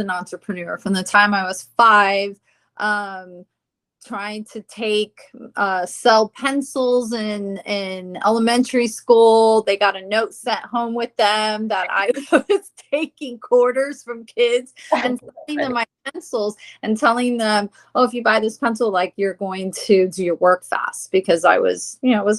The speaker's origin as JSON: {"language": "English", "town": "Tampa", "region": "Florida", "country": "United States", "tie": "born or raised there", "also_born_or_lived": "Perth Amboy, New Jersey"}